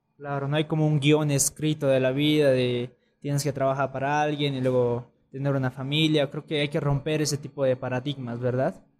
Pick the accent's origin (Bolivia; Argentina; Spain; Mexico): Bolivia; nosotros como bolivianos